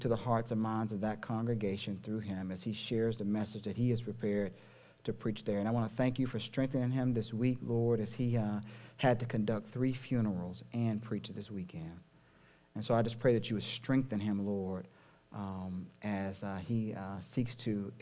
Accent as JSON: {"language": "English", "town": "Houston", "region": "Texas", "country": "United States", "tie": "born or raised there", "said": "a church in my hometown of Houston"}